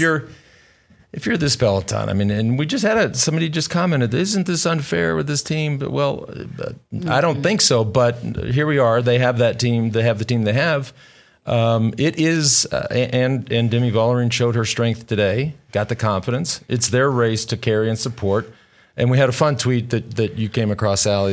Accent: Plano, Texas, United States; Not so far from Plano, where I grew up

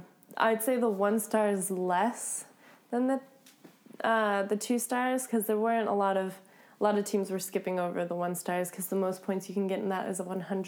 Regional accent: Florida, United States; moved away as an adult; now in California, United States; I understand that Spanish. Probably because I grew up in Florida.

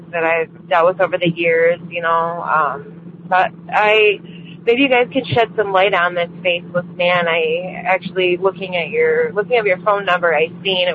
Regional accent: Michigan, United States; I'm from Michigan.

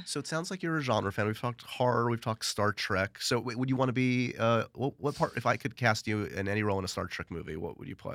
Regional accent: New York City, New York, United States; New York City

